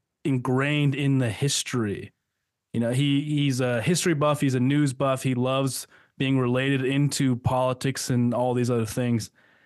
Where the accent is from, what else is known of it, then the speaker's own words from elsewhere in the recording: United States; One of the things I am most proud of as an American is the fact that we are the longest lasting democracy in history.